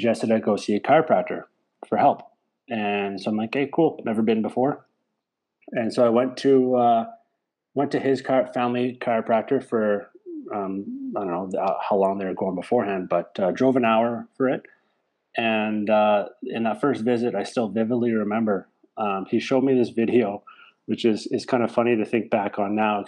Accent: Saskatoon, Saskatchewan, Canada; moved away as an adult; also born or lived in Portland, Oregon; now in Tempe, United States; undergrad was in Saskatoon, my hometown, University of Saskatchewan

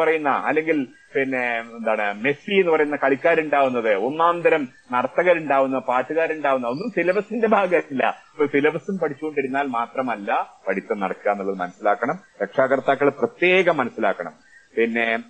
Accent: Pattambi, Kerala, India; എന്റെ നാട് പട്ടാമ്പി

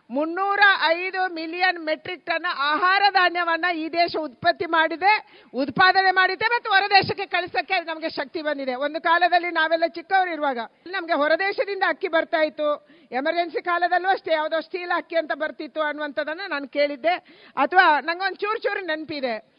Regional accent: Dakshina Kannada, Udupi, Karnataka, India; ನಾವು ದಕ್ಷಿಣ ಕನ್ನಡ ಉಡುಪಿಯವರು

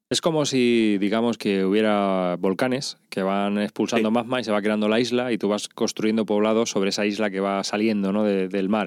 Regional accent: Madrid, Community of Madrid, Spain; yo soy de Madrid, los laísmos, tenemos muchos

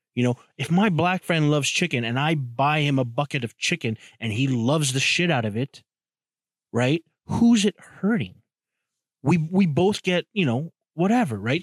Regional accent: Toronto, Ontario, Canada; I grew up in Jamestown, Toronto, which is a, you know, a, a borough or a, a hood.

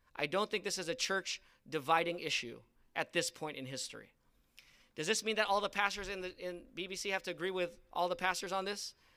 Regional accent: United States; I'm a Filipino American

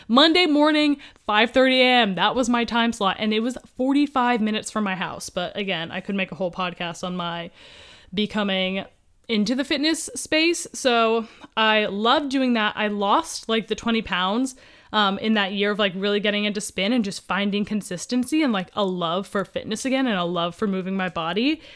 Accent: Columbus, Ohio, United States; now in Southern California, United States; I grew up in Columbus, Ohio

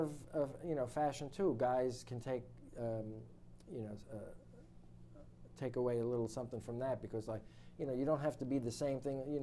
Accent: New York City, New York, United States; I grew up in Brooklyn.

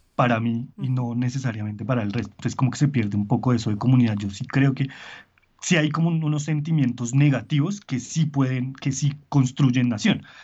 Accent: Colombia; en Colombia nos da dolor de cabeza

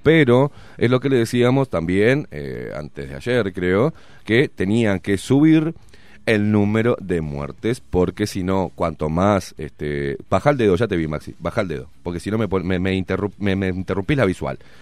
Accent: Uruguay; Estoy en mi país porque soy uruguayo.

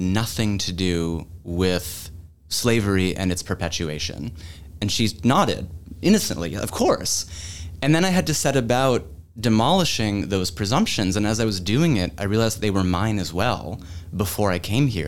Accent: Massachusetts, United States; moved away as an adult; also born or lived in Pennsylvania / Los Angeles / Florence, Italy; now in Columbia, South Carolina, United States; my home state

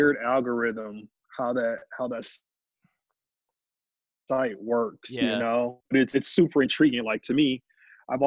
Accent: Milwaukee, Wisconsin, United States; Born and raised here. My shop is in the neighborhood that I graduated high school

